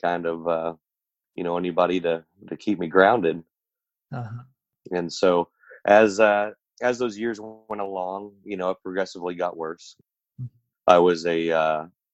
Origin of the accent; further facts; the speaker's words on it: Oklahoma City, Oklahoma, United States; I was born in Oklahoma City, Oklahoma.